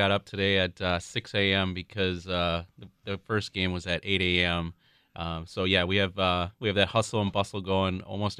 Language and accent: English; Woodbury, Minnesota, United States; I grew up in Minnesota, actually.